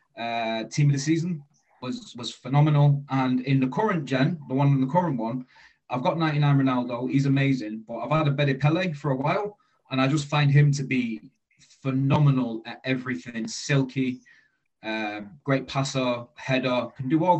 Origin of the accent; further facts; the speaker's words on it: Manchester, North West England, United Kingdom; moved away as an adult; now in South West England, United Kingdom; I'm in the southwest, but I'm originally from Manchester. I've been living in the southwest for about 4 years now